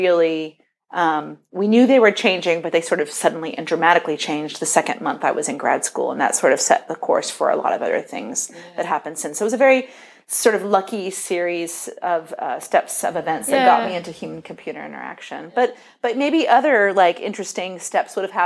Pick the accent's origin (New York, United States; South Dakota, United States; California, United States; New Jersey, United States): California, United States; San Diego; I grew up in San Diego